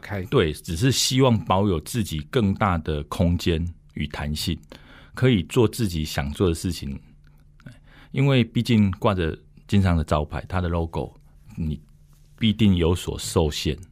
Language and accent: Chinese; Dongshi, Taichung, Taiwan; 我是土生土长的东市人